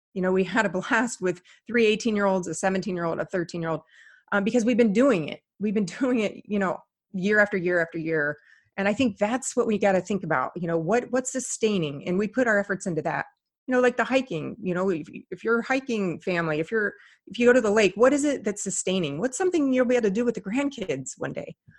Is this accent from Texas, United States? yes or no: no; Indiana, United States; moved away; I grew up in Indiana